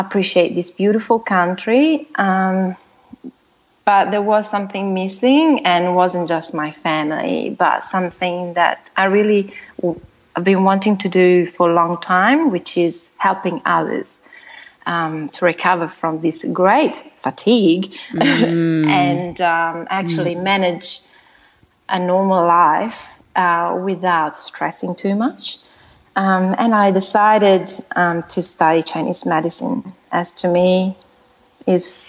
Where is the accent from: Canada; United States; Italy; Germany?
Italy; moved away as an adult; now in Australia; I'm originally from Italy, as you said, and I moved to Australia about 10 years ago